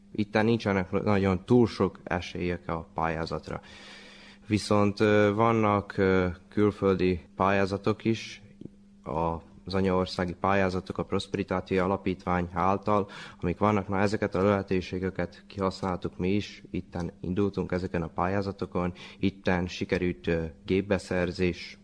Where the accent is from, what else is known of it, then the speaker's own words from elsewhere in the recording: Torda, Vojvodina, Serbia; Hát őslakos, hát itt születtem, gondolom, tordai lakos vagyok